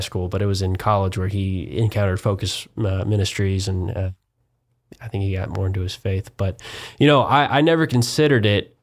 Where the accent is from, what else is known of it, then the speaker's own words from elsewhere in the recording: Wichita, Kansas, United States; moved away as an adult; now in Houston, United States; a proud Kansan